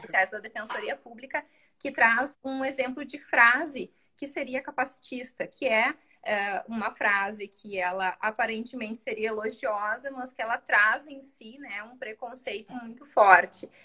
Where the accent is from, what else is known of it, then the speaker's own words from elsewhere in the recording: South Region, Brazil; É uma coisa muito do sul, assim a gente chama de tu